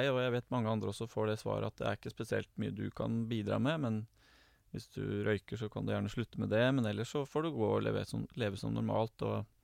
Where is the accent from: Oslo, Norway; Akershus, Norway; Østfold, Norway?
Oslo, Norway; now in Gjøvik, Norway; Ehm, det er hyggelig jeg er jo fra Oslo. Eh, men jeg bor nå på Gjøvik, og jeg er gift og har to barn.